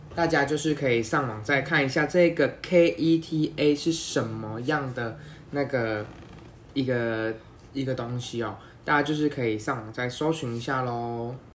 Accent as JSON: {"language": "Chinese", "country": "Taiwan", "said": "我相信我们台湾人出国还是会口罩戴着啦"}